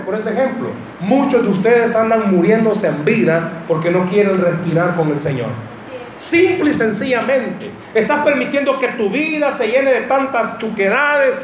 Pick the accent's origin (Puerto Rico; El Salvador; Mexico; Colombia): El Salvador; accent: Salvadoran; en buen salvadoreño